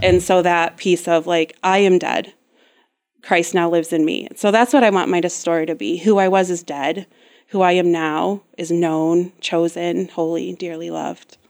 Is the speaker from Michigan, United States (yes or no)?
yes; West Michigan, United States; also born or lived in Grand Rapids, Michigan; I was born and raised here in West Michigan, um, and lived here until I was about nineteen